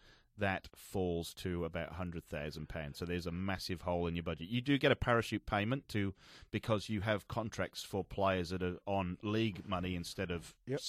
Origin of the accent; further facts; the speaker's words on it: Wales, United Kingdom; normally, Welsh, we like to make excuses